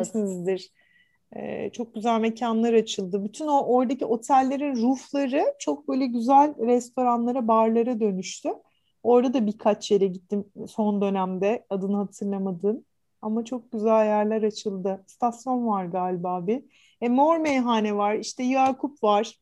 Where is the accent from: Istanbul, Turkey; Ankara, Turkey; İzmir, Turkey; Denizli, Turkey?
Istanbul, Turkey; born or raised there